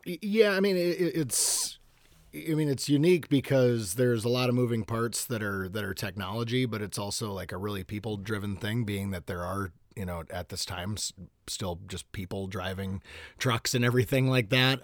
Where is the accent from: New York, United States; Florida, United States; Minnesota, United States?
Minnesota, United States; Hopkins; I grew up in Hopkins, Minnesota. Um, Yep, lived in Minnesota my entire life